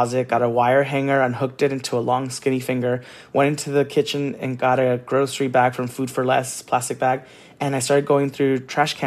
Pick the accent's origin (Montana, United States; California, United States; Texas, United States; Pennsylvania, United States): California, United States; San Gabriel; also born or lived in Orange County, California; I grew up in Orange County and then in San Gabriel